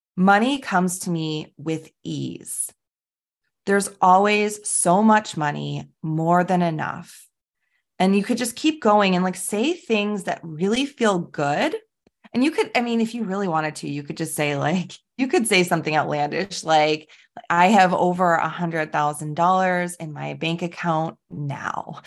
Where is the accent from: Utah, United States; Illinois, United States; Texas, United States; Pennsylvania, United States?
Illinois, United States; Chicago; I am from Chicago